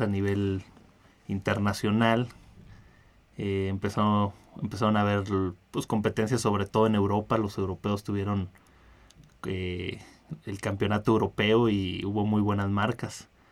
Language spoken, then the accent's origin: Spanish; Ensenada, Baja California, Mexico; yo soy de, de Ensenada de Baja California